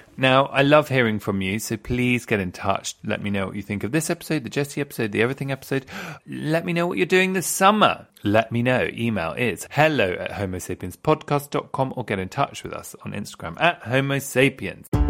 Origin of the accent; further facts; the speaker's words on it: England, United Kingdom; I'm quite classically English as well